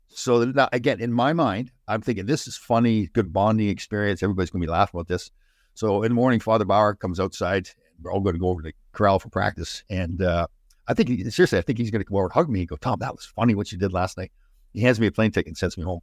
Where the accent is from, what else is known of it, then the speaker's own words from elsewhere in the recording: Brampton, Ontario, Canada; I grew up in Brampton, Ontario